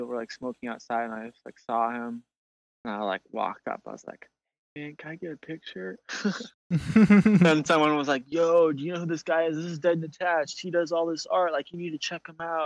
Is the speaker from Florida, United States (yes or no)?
no; Portland, Oregon, United States; I'm from Portland, Oregon